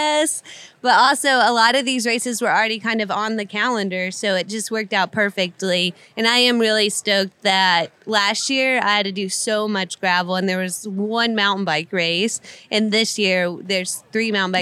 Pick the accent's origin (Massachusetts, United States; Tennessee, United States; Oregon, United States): Tennessee, United States; Knoxville; I'm from Knoxville, Tennessee